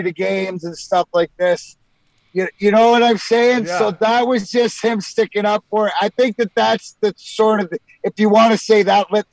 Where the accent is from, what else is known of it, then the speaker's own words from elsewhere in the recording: Canada; being Canadian kids